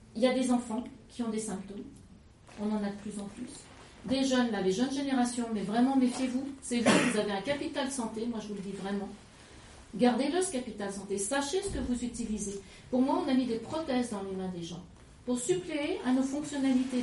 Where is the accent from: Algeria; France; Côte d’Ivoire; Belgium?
France; Lyon, Auvergne-Rhône-Alpes; now in Drôme, France; je suis lyonnaise d'origine